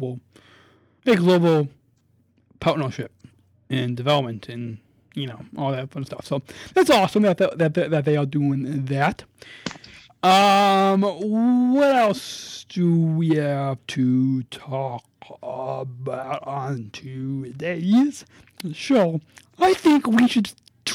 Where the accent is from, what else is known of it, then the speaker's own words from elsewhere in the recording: United States; we in America